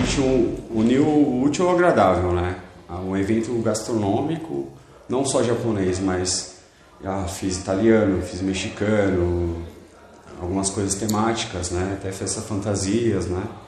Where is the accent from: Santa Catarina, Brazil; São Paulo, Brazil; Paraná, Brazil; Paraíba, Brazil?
São Paulo, Brazil; Mauá; eu sou de Mauá, né? Criado em Mauá